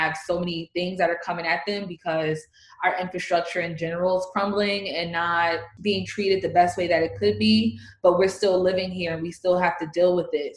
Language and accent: English; East Orange, New Jersey, United States; I'm from East Orange, which is a neighboring community out of NORC